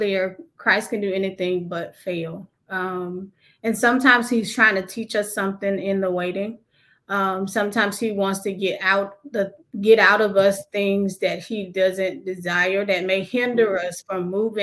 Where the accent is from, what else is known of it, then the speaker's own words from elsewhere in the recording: Covington, United States; here in my hometown in Covington